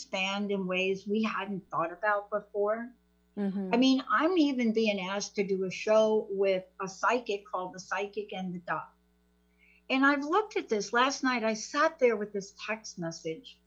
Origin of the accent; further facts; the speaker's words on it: East Coast, United States; now in Seattle, United States; I'm from the East Coast